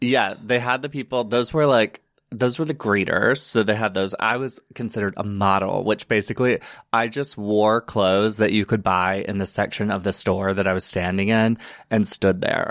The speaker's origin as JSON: {"language": "English", "region": "Alabama", "country": "United States", "tie": "born or raised there", "also_born_or_lived": "Chattanooga, Tennessee", "moved": "as an adult", "lives_now": "New York, United States", "said": "I am originally from Private, Alabama, which is a small little town. Um, grew up there, born and raised"}